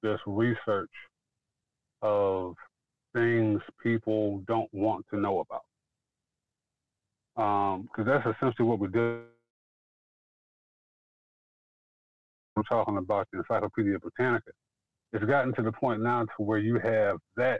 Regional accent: Detroit, Michigan, United States; I'm from Detroit, Michigan. I was living in Detroit

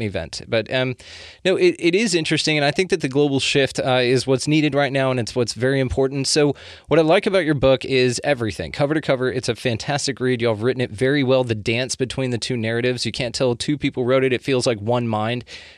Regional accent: Texas, United States; I'm from Texas, like born and raised

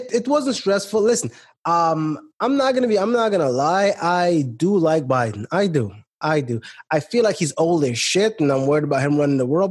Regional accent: New York City, New York, United States; I grew up in Brooklyn. I grew up where the cops would would come around

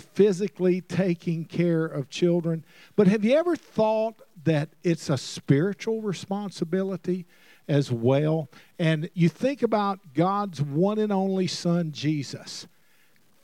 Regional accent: Alabama, United States; moved away; also born or lived in Mississippi / Oklahoma; I'm originally from Alabama, and, you know, you can't help where you're born, but you can have a sense to move. And I was born in Alabama, moved to Mississippi

